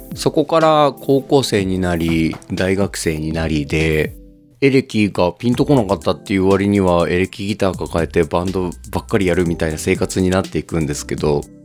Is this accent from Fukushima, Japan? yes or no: no; Okayama, Japan; 僕は岡山 出身で今も岡山在住のシンガーソングライターです